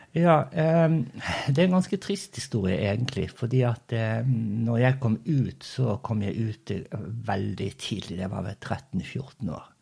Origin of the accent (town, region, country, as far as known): Os, Vestland, Norway; born or raised there; moved away as an adult; also born or lived in Brazil / Bergen / Indonesia / Turkey; now in Spain